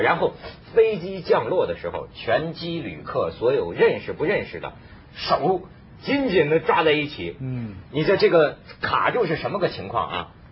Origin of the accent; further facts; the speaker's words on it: northern China, China; 我是北方人，在这个内陆